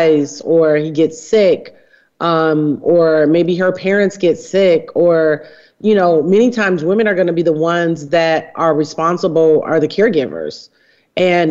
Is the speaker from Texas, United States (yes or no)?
no; Detroit, Michigan, United States; I grew up in Detroit, Michigan